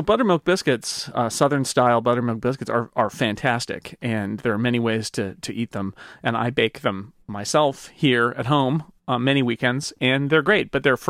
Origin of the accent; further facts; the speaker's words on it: United Kingdom; I'm very British, of course, as I am.